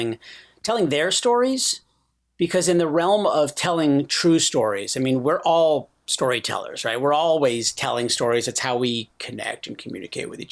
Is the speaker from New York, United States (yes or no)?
yes; Rochester, New York, United States; moved away; also born or lived in San Francisco; When I was growing up in Rochester, like I was always in the plays in school